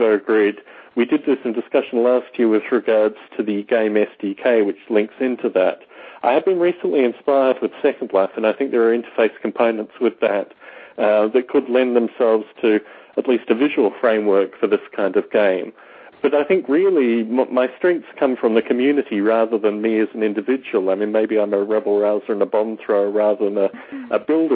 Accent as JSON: {"language": "English", "town": "Canberra", "region": "Australian Capital Territory", "country": "Australia", "tie": "born or raised there", "moved": "yes", "said": "my hometown of Canberra, Australia"}